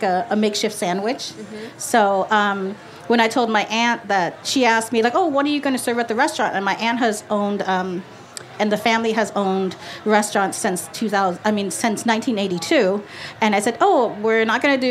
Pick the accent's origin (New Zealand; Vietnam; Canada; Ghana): Vietnam; Northern Vietnam; now in Los Angeles, United States; I'm from North Vietnam